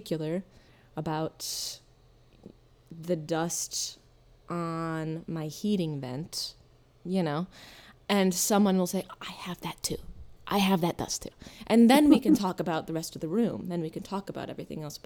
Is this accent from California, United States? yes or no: no; Hastings, Michigan, United States; I grew up in Southwest Michigan, in Hastings, Michigan.